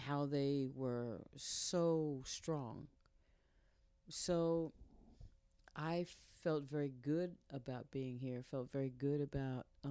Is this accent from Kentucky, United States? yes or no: no; New York City, New York, United States; moved away as an adult; now in Knoxville, United States; I grew up in New York City